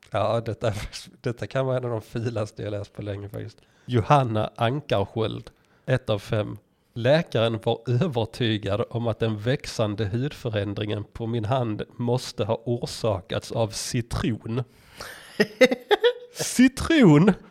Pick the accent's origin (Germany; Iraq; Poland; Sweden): Poland; Swedish is a second language; Kanske för att jag kommer från Polen.